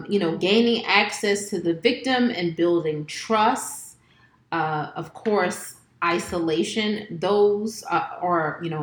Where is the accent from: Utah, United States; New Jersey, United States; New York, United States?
New Jersey, United States; We're from Jersey.